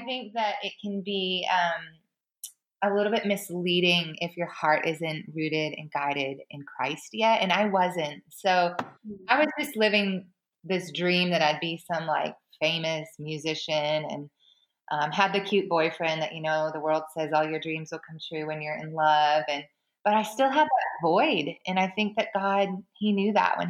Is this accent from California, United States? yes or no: no; Boston, Massachusetts, United States; I grew up in Boston